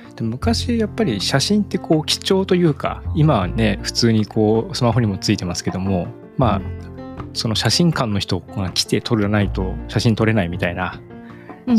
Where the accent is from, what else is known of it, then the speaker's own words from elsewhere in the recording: Ibaraki, Japan; now in Tokyo, Japan; 僕の田舎の方は茨城ですけど、茨城の田舎の方